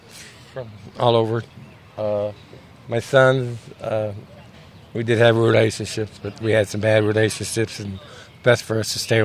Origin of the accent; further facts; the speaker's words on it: East St. Louis, Illinois, United States; I was born in East St. Louis, Illinois.